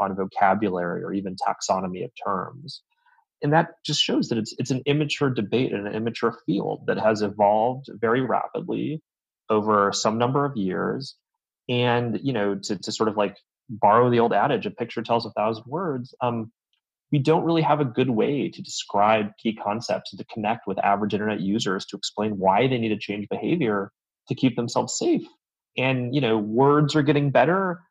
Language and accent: English; Southern California, United States; now in Northern California, United States; I am from California originally, and glad to be back in my native state, even if Southern California is still what I think of as home